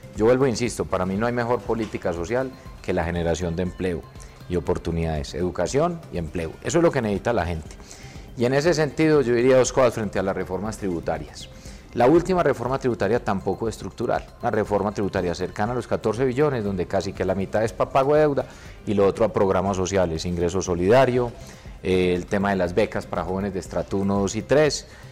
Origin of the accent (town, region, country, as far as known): Colombia